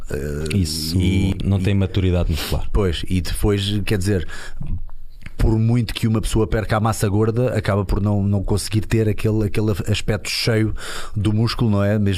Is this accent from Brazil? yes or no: no; Lisbon, Portugal; Sou de Lisboa.